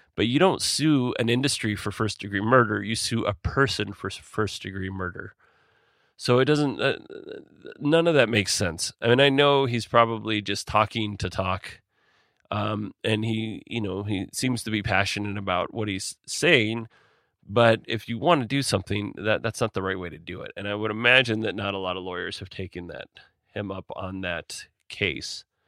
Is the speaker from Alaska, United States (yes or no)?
yes; Alaska, United States; I'm from Alaska, and most of my family and friends work in some way around